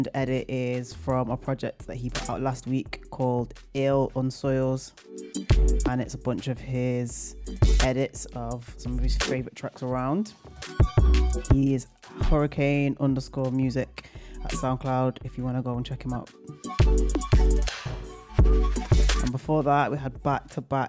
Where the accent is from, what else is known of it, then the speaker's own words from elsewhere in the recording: Manchester, North West England, United Kingdom; Manchester, my hometown